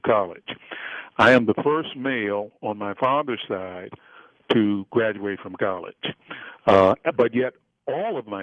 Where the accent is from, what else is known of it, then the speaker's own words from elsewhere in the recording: Baltimore, Maryland, United States; I grew up in Freddie Gray's neighborhood, and for those who may not recognize that, that's the neighborhood in Baltimore, Maryland